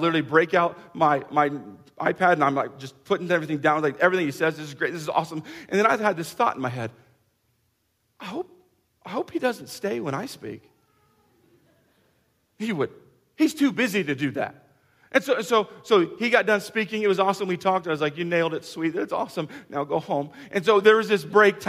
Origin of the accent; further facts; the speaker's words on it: Kansas, United States; we're from Kansas